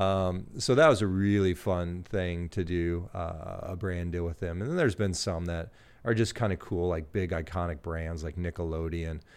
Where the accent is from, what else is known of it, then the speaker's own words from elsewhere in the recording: Gillespie, Illinois, United States; moved away as an adult; also born or lived in Canada; now in Greenville, United States; I grew up in Gillespie